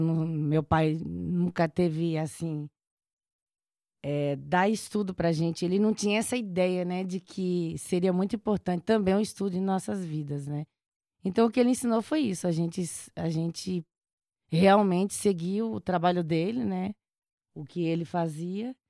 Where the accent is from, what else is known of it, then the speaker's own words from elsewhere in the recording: Chapada Diamantina, Bahia, Brazil; moved away; Eu nasci na Chapada Diamantina, nasci na roça, sou de uma família grande